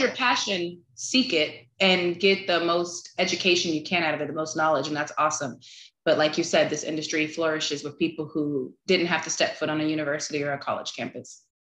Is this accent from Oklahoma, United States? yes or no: no; Texas, United States; also born or lived in California; I'm originally from California um, relocated to Texas when I was a kid.